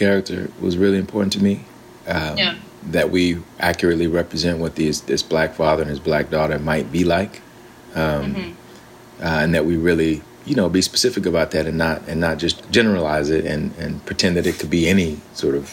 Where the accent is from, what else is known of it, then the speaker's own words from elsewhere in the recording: Alabama, United States; I'm from Alabama, and my grandfather was a preacher, and so we grew up in that kind of a tradition.